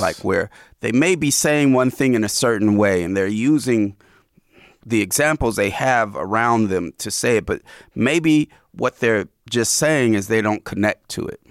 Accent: Oakland, California, United States; I live in Oakland. I grew up in Oakland, and I've had all these lives in Oakland

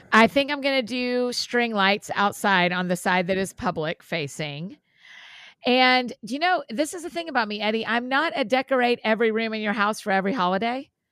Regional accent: United States; being American

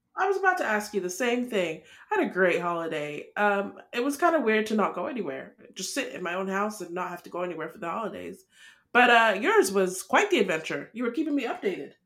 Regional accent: Nigeria; we're Nigerian

